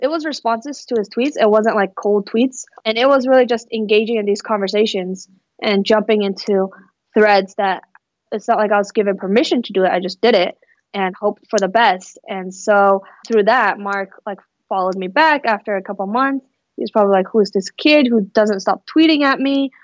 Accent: Fremont, California, United States; also born or lived in Mountain View, California / Palo Alto, California; I grew up in the Bay Area. I actually grew up in the East Bay in Fremont, and so that's where I spent most of my childhood.

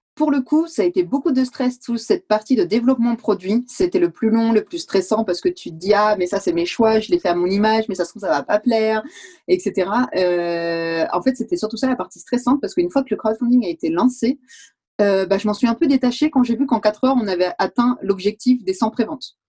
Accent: France; moved away as an adult; now in Valais, Switzerland; Je suis française à la base et je me suis retrouvée en Valais il y a 5 ans

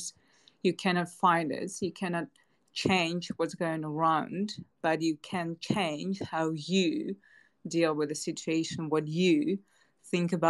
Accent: Moscow, Russia; moved away as an adult; also born or lived in Hanoi, Vietnam; I was born and raised in Moscow

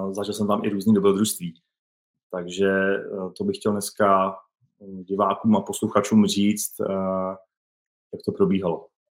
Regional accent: České Budějovice, South Bohemian Region, Czechia; já jsem z Českých Budějovic

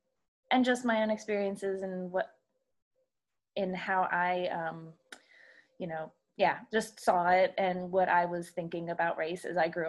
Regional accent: Baltimore, Maryland, United States; moved away as an adult; I'm 30 years old this year. Well, as of last September. I grew up actually in the Baltimore, Maryland area, outside of Baltimore until college.

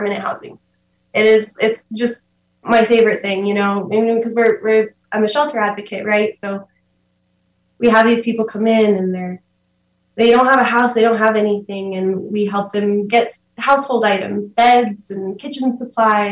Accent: Silver City, New Mexico, United States; I grew up in Silver City here, lived here my whole life

